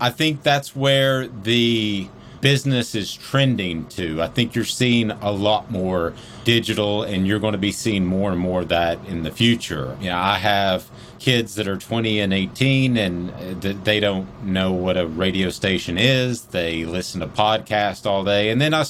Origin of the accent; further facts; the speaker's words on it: Powell, Tennessee, United States; Well, I was born and raised in Powell, so I got my PhD, my Powell High diploma there at Powell High School. So that's where I'm from.